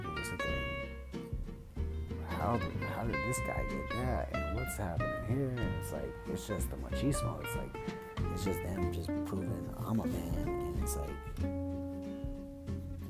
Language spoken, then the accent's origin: English; United States; I identify as American because I don't know anything other than that.